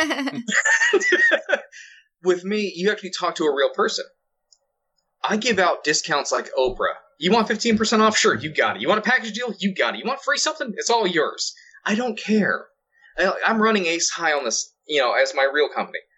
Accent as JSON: {"language": "English", "region": "Florida", "country": "United States", "tie": "born or raised there", "said": "I was born and raised in Florida"}